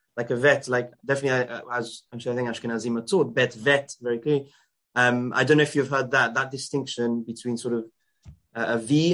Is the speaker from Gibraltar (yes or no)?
yes; Gibraltar; I come from Gibraltar